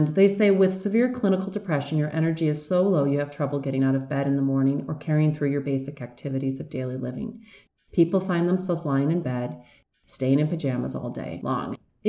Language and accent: English; Michigan, United States; Well, it's funny. I grew up in Michigan, and I'm not a big fan of cold weather.